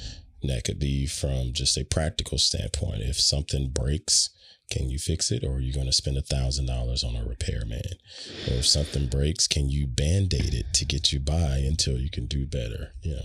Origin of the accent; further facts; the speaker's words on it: Southern United States, United States; But that's a dead giveaway of I am a Southerner.